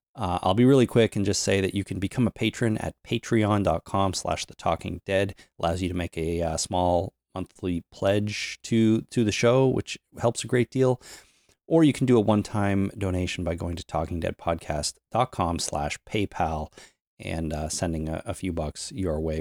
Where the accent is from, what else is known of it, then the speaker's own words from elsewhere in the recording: Toronto, Ontario, Canada; my hometown